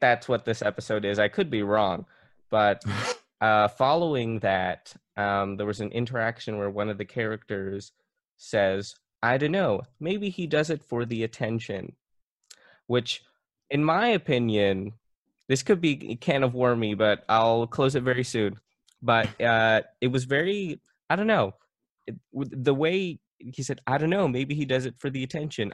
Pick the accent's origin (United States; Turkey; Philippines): Philippines; I'm Filipino